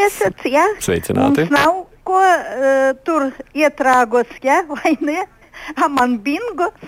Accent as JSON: {"language": "Latvian", "town": "Daugavpils", "region": "Latgale", "country": "Latvia", "said": "ja es no Daugopili"}